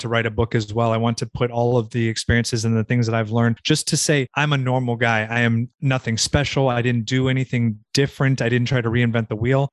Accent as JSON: {"language": "English", "region": "Southern California", "country": "United States", "tie": "born or raised there", "also_born_or_lived": "Virginia", "moved": "as an adult", "said": "I grew up in Southern California, about 30 minutes from Malibu Beach"}